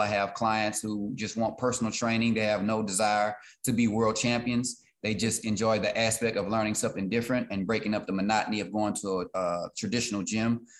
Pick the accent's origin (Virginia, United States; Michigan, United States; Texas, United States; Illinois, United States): Texas, United States; Beaumont; Beaumont in my city